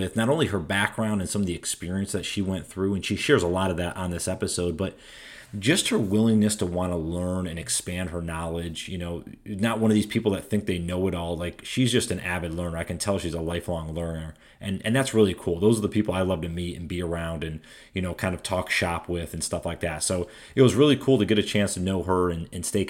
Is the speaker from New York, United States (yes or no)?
yes; upstate New York, United States; now in Carolinas, United States; I'm from upstate New York